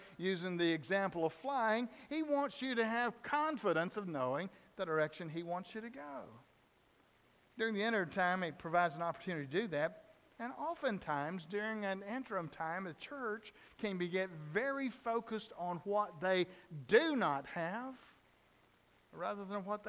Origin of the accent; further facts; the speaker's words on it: Dawson, Georgia, United States; I grew up in South Georgia in a little town of Dawson.